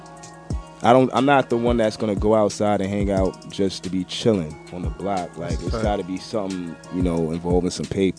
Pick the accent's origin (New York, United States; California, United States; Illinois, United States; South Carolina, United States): New York, United States; New York City; also born or lived in Queens / Long Island; I got people everywhere, but, you know, originated in Brooklyn